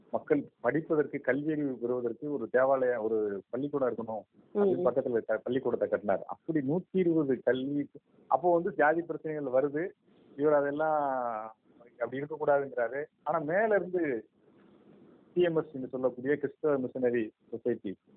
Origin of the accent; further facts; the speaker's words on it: Kazhugumalai, Tamil Nadu, India; நான் கழுகுமலை ஊர்ல தான் பிறந்தேன்